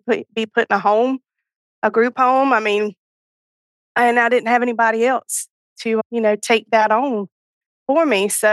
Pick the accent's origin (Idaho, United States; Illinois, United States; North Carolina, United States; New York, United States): North Carolina, United States; I am from North Carolina